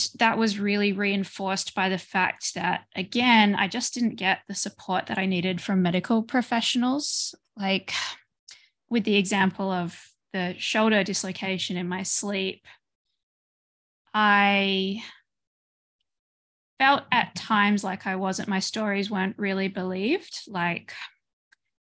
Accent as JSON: {"language": "English", "country": "Australia", "moved": "as an adult", "lives_now": "Belgium", "said": "I moved from Australia to Belgium."}